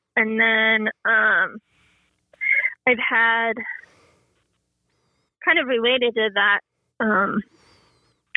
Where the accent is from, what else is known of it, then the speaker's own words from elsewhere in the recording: Colorado, United States; I am from Colorado, just live right outside Denver, between Denver and Boulder.